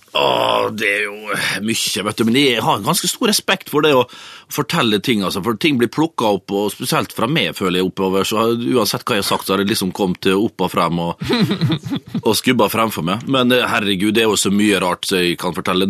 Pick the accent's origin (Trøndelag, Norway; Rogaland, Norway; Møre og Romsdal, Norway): Møre og Romsdal, Norway; Vestnes; gutterommet hjemme på Vestnes